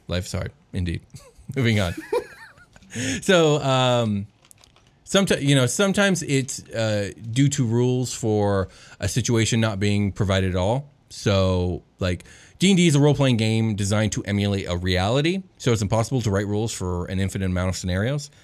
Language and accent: English; United States; speaking as a member of Western civilization, specifically as an American